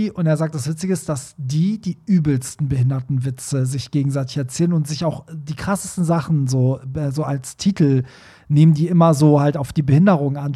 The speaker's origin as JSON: {"language": "German", "town": "Hanover", "region": "Lower Saxony", "country": "Germany", "said": "Ich komme eigentlich aus Hannover und bin aber nun für einige Monate in München beschäftigt."}